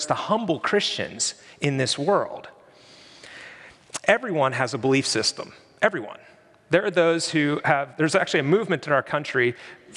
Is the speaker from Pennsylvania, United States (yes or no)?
yes; Pennsylvania, United States; I'm from Pennsylvania